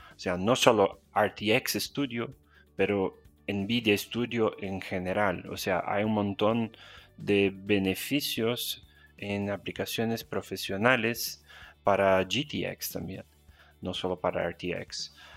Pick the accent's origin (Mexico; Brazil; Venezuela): Brazil; Spanish is a second language; also born or lived in Spain; mi acento, soy brasileño, estoy en São Paulo